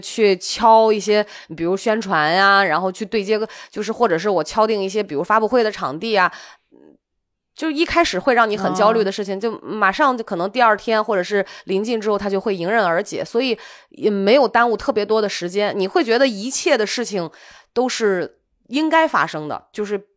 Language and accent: Chinese; Qingdao, Shandong, China; moved away; 我的老家青岛